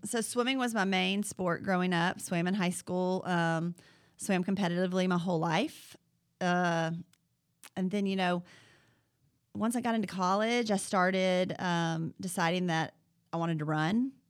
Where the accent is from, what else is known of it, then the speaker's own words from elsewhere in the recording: Huntsville, Alabama, United States; I grew up, uh, in Jones Valley